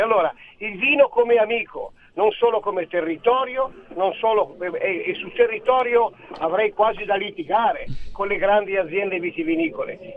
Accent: Italy; also born or lived in Bisiacaria, Friuli Venezia Giulia; now in Friuli Venezia Giulia, Italy; sono lombardo-veneto

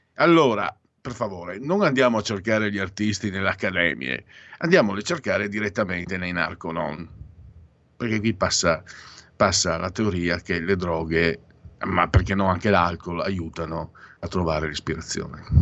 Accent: Venice area, Veneto, Italy

